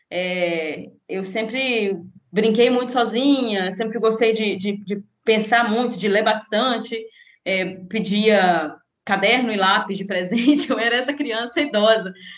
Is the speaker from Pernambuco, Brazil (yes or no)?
no; Conselheiro Pena, Minas Gerais, Brazil; now in Espírito Santo, Brazil; eu sou de uma cidade, uma cidade do interior de Minas, são 20 mil habitantes, chama Conselheiro Pena, é lá perto de Governador Valadares.